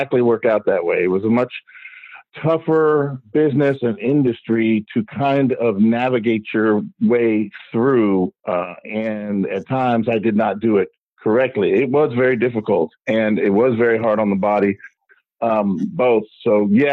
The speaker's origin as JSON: {"language": "English", "town": "Miami", "region": "Florida", "country": "United States", "tie": "born or raised there", "said": "I grew up in South Florida"}